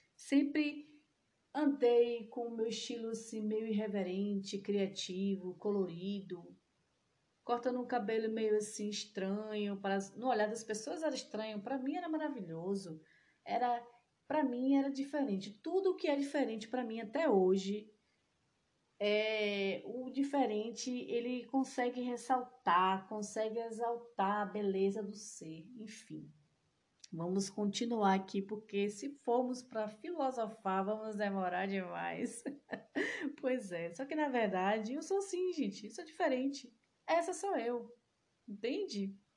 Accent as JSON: {"language": "Portuguese", "town": "Salvador", "region": "Bahia", "country": "Brazil", "said": "Sou de Salvador"}